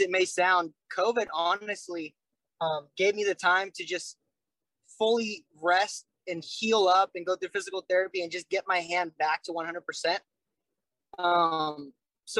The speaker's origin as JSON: {"language": "English", "town": "Vancouver", "region": "Washington", "country": "United States", "said": "I'm from Vancouver, they're like, oh, Canada, right? And I'm like, no, I'm not"}